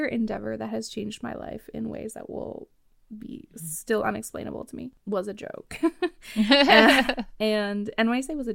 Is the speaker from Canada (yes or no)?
yes; Canada; I'm from Canada